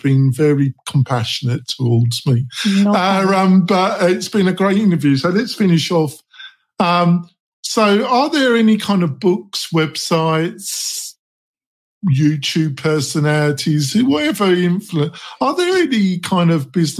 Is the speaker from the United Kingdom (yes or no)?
yes; United Kingdom; moved away; I'm originally from England, the outskirts of London